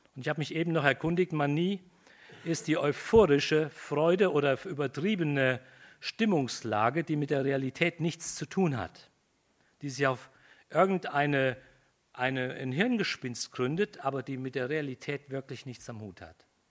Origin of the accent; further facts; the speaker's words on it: Germany; Wir sind Deutsche, Germanen